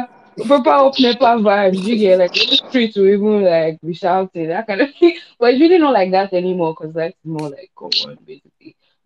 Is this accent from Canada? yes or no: no; Nigeria; moved away as an adult; also born or lived in Ukraine; since I left Nigeria.